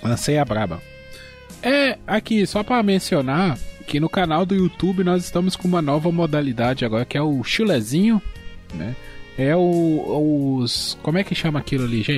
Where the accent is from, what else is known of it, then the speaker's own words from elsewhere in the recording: Minas Gerais, Brazil; eu sou mineiro.